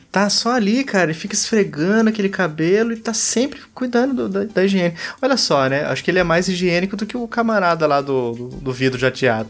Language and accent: Portuguese; Pindamonhangaba, São Paulo, Brazil; isso aqui é de Pindamonhangaba, minha cidade natal. Também interior de São Paulo